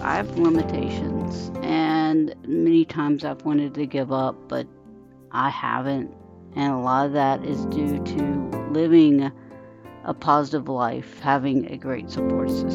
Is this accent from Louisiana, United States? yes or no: yes; South Louisiana, United States; I am from South Louisiana